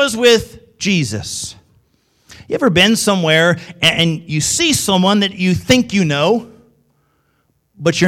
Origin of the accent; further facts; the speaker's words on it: Midwest, United States; in the Midwest, typically, we think we talk right, and everybody else has the accents. That's what us in the Midwest think